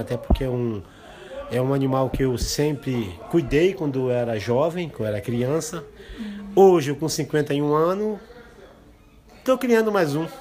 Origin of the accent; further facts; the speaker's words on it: Brazil; Eu sou indígena